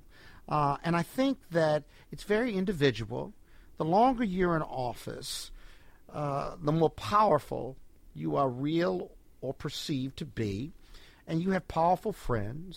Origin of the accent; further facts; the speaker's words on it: Chicago, Illinois, United States; now in Washington, D.C., United States; I'm from Chicago.